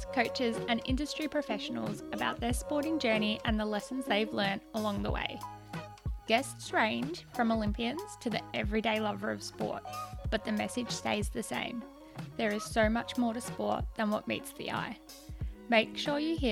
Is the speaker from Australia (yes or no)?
yes; Australia; I grew up, I guess, like most Australians, doing learn to swim